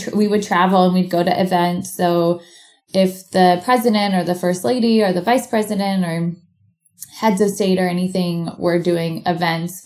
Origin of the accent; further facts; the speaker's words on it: Portland, Oregon, United States; moved away as an adult; now in Bend, United States; back where I grew up in Portland, Oregon